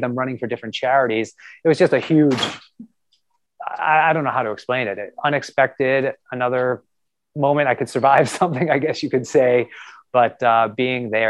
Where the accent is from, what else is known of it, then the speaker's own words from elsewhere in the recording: Lexington, Massachusetts, United States; moved away; I grew up around the corner in Lexington, Massachusetts.